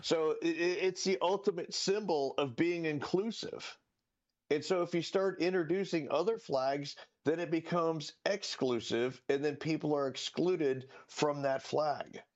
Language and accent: English; Collier County, Florida, United States; I grew up in Collier County, Florida